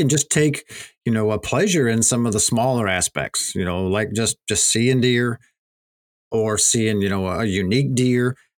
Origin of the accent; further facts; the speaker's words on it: Pennsylvania, United States; my home state of Pennsylvania